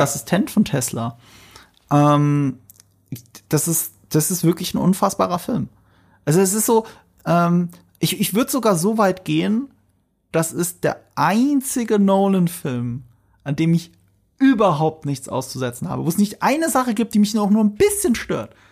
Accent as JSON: {"language": "German", "area": "near Ramstein", "region": "Rhineland-Palatinate", "country": "Germany", "tie": "born or raised there", "moved": "yes", "said": "ich komme ja aus der Nähe von Rammstein. Und in Rammstein, jetzt muss ich mal aus dem Nähkästchen plaudern, da gibt's ein Kino, das ist das äh, Broadway-Kino. Da habe ich meine halbe Kindheit verbracht"}